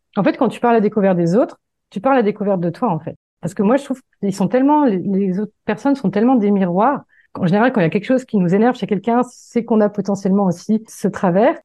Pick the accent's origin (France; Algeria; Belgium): France; Le Mans, Pays de la Loire; moved away as an adult; also born or lived in Paris; je suis originaire du Mans